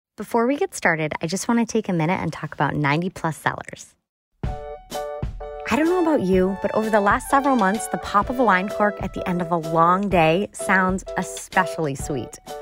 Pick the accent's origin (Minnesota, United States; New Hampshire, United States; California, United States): New Hampshire, United States; Hopkinton; I grew up in Hopkinton, so, like, just north of Concord.